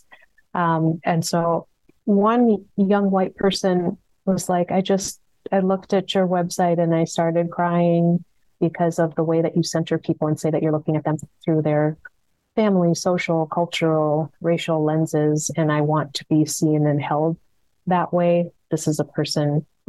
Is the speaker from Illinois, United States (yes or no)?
no; Minneapolis, Minnesota, United States; I'm from South Minneapolis, born and raised